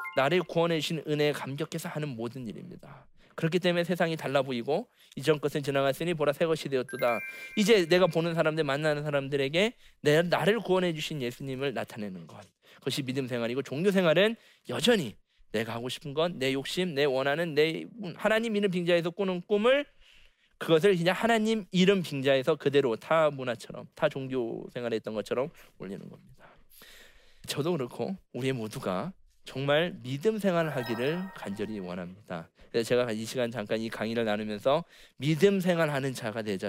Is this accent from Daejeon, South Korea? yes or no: no; Okcheon, North Chungcheong, South Korea; 원래는 옥천 시내에다 제가 옥천에 살았기 때문에